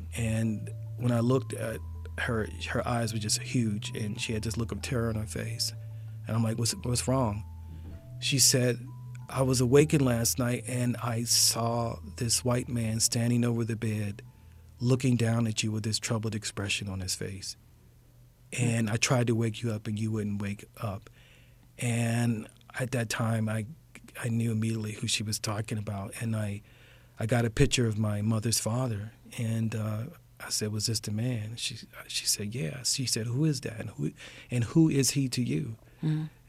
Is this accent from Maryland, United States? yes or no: yes; Baltimore, Maryland, United States; I come from West Baltimore